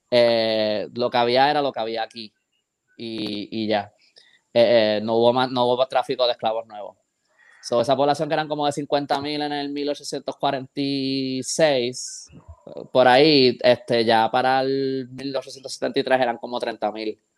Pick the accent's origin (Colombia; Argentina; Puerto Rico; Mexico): Puerto Rico; born there; esta isla que yo quiero tanto, donde yo nací y todo esto, y está practicando esto contra otros puertorriqueños